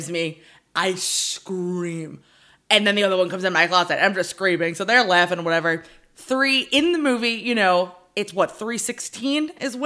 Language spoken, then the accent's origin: English; Long Island, New York, United States; also born or lived in Connecticut; I grew up on Long Island, about an hour away from the Amityville house